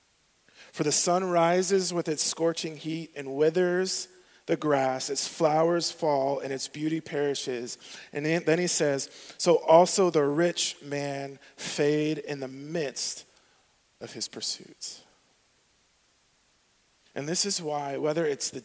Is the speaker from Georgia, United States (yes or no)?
no; southwest Arizona, United States; the southwest part is where I grew up.